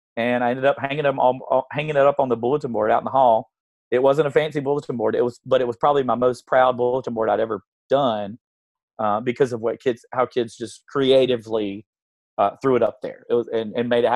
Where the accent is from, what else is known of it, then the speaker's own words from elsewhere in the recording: South Carolina, United States; I grew up here in South Carolina